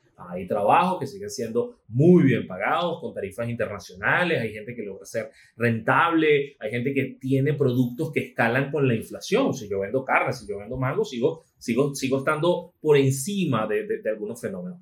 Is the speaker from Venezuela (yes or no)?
yes; Venezuela